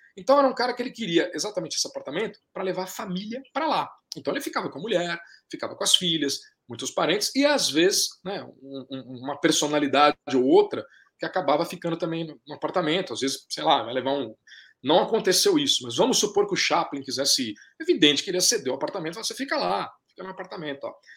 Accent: Brazil; pra nós que somos brasileiros

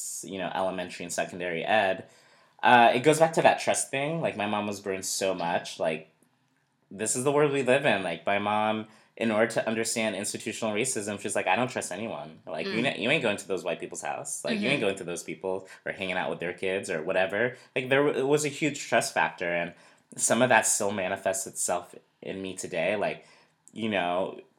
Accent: New Hampshire, United States; I grew up in New Hampshire, very white, predominantly white community

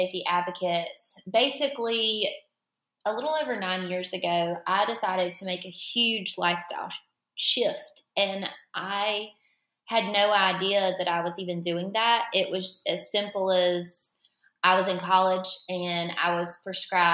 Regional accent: Florence, South Carolina, United States; I am from Florence, South Carolina

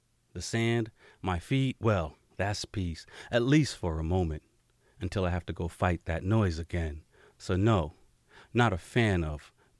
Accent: Jamaica; moved away; I'm from Jamaica.

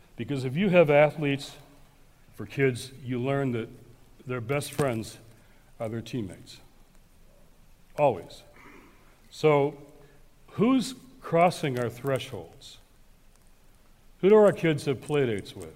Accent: Detroit, Michigan, United States; my hometown of Detroit. So I'm now a teenager

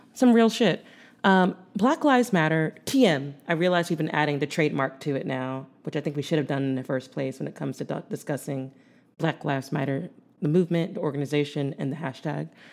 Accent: Philadelphia, Pennsylvania, United States; growing up in Philadelphia

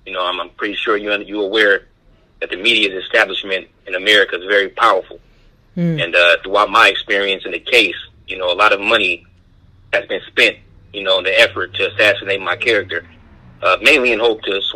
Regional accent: Oakland, California, United States; I was born and raised in Oakland, California

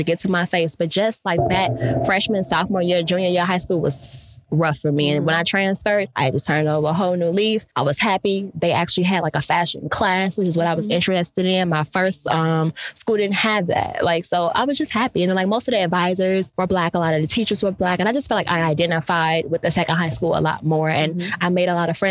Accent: Chicago, Illinois, United States; also born or lived in Calumet City, Illinois; We moved from Chicago to Calumet City mm-hmm. when I was, when I got to high school.

